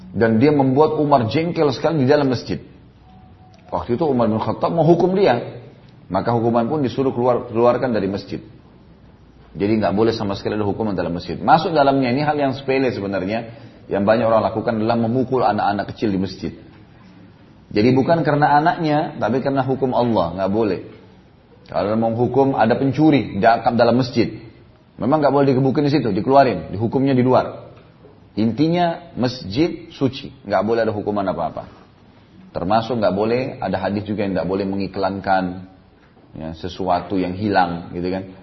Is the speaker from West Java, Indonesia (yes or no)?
no; South Sulawesi, Indonesia; born there; Saya lihat dulu kalau di Sulawesi Selatan ya, kalau di daerah saya e, lahir dulu, memang mereka sering kali.